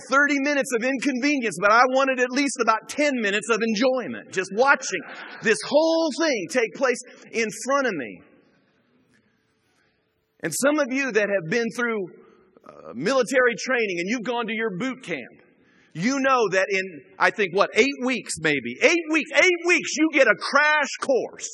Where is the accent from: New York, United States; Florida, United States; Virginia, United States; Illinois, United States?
Illinois, United States; Chicago; moved away; I grew up in the Chicago area